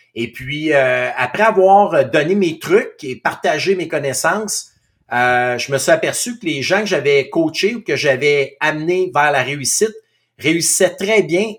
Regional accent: Outaouais, Quebec, Canada; moved away as an adult; je suis natif de l'Outaouais

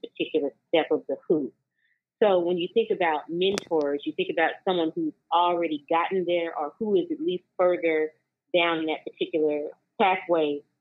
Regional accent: Oklahoma City, Oklahoma, United States; moved away as an adult; now in Oakland, United States; I was born and raised in Oklahoma City, Oklahoma. And for the past 20 years, I've grown and flourished here in Oakland, California

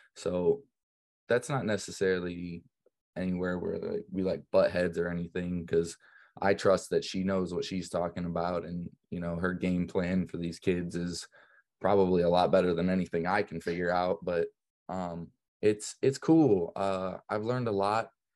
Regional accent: Brunswick, United States; The town that I grew up in here in Brunswick is really Catholic

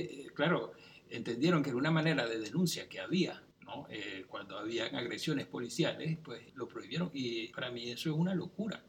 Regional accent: central Venezuela, Venezuela; also born or lived in Caracas; yo me crié en una ciudad del centro de Venezuela. ¿Sí? Yo nací en Caracas, pero me crié ahí y después yo regresé a Caracas a estudiar la universidad

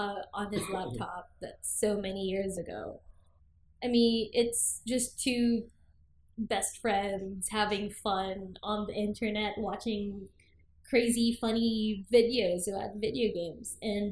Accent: Philippines; I'm also from the Philippines.

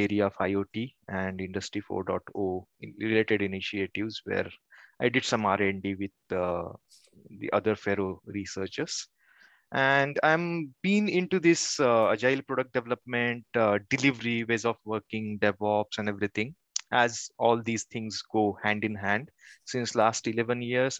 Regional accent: Kolhapur, Maharashtra, India; moved away as an adult; now in Pune, India; I have done my engineering in my hometown, which is Kolhapur

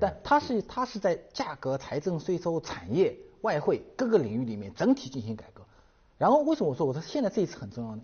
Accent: China; 我们中国人民

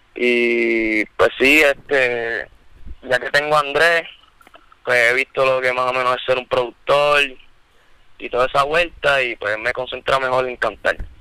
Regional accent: Bayamón, Puerto Rico; yo, yo soy de Bayamón, porque no sabes, nosotros vivimos en Bayamón

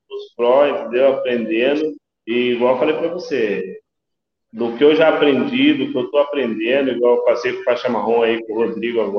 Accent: Sorocaba, São Paulo, Brazil; eu sou de Sorocaba

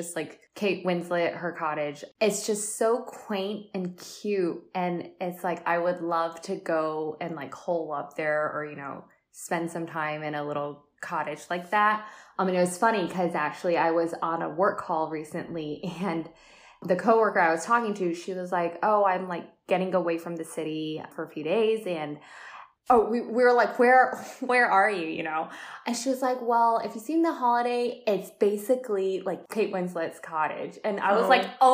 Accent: Atlanta, Georgia, United States; I'm from Atlanta.

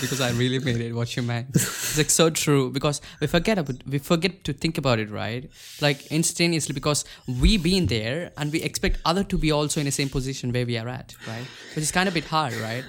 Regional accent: India; I'm from India

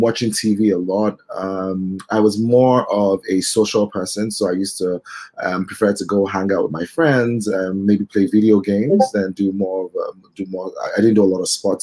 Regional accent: Benin City, Edo, Nigeria; also born or lived in United Kingdom; now in Lagos, Nigeria; I was born in Benin City. I grew up between Benin City and Lagos for most of my life.

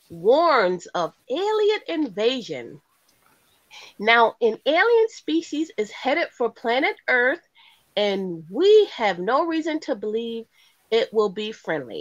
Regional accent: United States; we're from the United States

